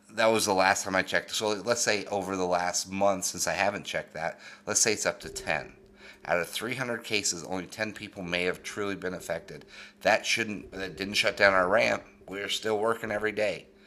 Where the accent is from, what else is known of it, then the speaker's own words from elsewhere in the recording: Denver, Colorado, United States; growing up in Denver, Colorado